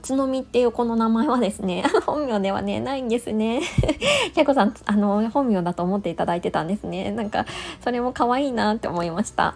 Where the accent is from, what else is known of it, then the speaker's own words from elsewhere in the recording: Niigata, Japan; moved away; 新潟出身なんですけど